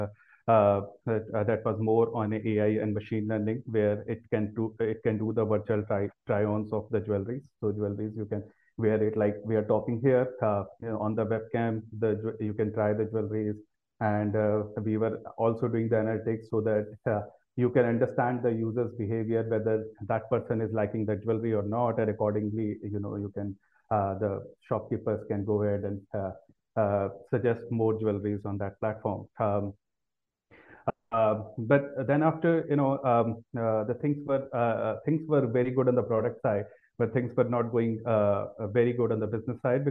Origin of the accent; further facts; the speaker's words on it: Delhi, India; also born or lived in United States; I've been born and brought up in Delhi